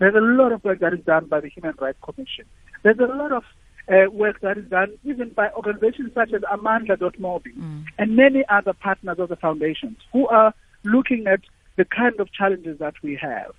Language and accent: English; South Africa; being a South African